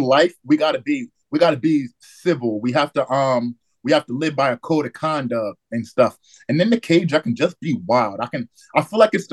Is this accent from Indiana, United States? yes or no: no; New Jersey by Philadelphia, United States; now in Idaho, United States; I'm from New Jersey by Philadelphia